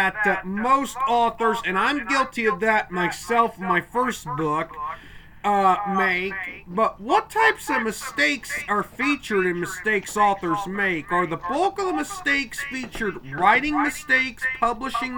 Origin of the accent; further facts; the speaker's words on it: Westville, Illinois, United States; I'm from Westville, Illinois, which is a little south of Danville, Illinois